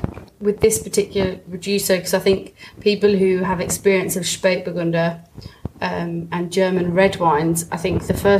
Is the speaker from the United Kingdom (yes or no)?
yes; England, United Kingdom; said that for us because we're English